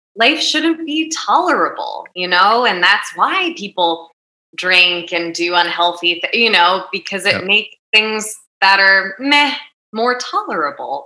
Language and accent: English; New Jersey, United States; growing up in North Jersey